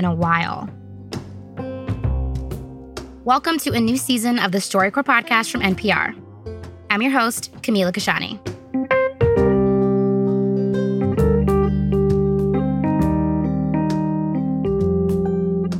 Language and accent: English; New York City, New York, United States; Growing up in Brooklyn, I went to a lot of block parties as a kid